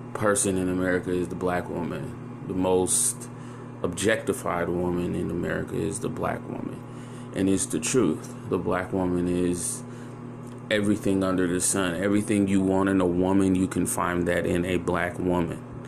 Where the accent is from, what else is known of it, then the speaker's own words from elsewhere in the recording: San Francisco, California, United States; also born or lived in Chicago, Illinois; I grew up in San Francisco, so I was around a melting pot of people.